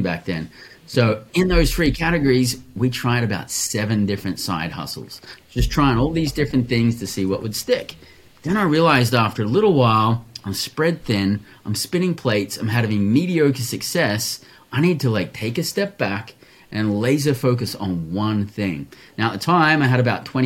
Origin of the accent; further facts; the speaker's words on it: Australia; also born or lived in Western Australia; born and raised in Australia